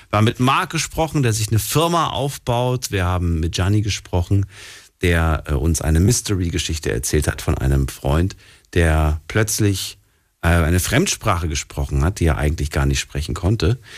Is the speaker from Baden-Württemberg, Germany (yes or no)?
yes; Mannheim, Baden-Württemberg, Germany; Ich komme aus Mannheim.